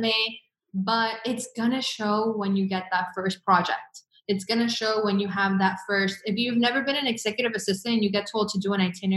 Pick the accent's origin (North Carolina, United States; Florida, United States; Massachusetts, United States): Florida, United States; Miami; moved away as an adult; also born or lived in Venezuela; now in Los Angeles, United States; growing up in Venezuela and leaving Venezuela at a young age, and then going through my mom, her divorce with my stepdad, and moving a lot throughout Miami